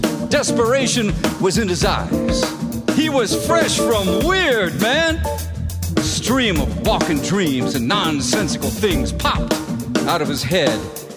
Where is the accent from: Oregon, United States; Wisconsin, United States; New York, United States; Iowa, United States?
New York, United States; Bronx; When I was a kid growing up in the Bronx, I used to jump from building to building.